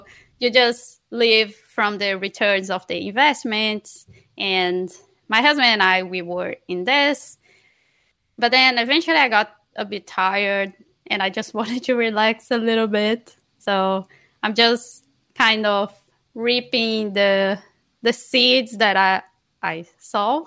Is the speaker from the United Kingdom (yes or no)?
no; Barra do Corda, Maranhão, Brazil; moved away; I'm from Maranhão, from a very small city called Barra do Corda